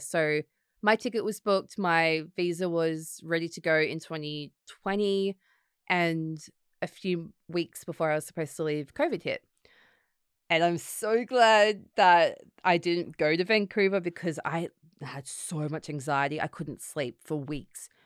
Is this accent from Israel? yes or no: no; Gold Coast, Queensland, Australia; moved away as an adult; also born or lived in Sydney, Australia; now in London, United Kingdom; I grew up in the Gold Coast, so my family were there